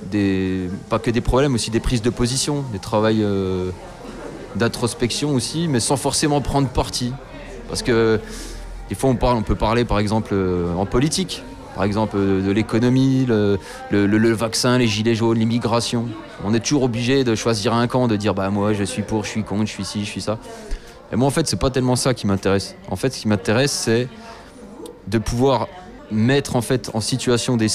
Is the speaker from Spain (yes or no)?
yes; Spain; je suis espagnol